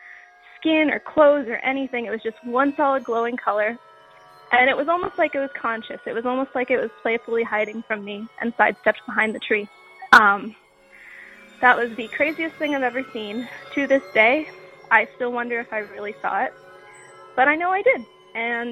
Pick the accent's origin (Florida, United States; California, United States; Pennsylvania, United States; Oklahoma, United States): Pennsylvania, United States; I'm from Pennsylvania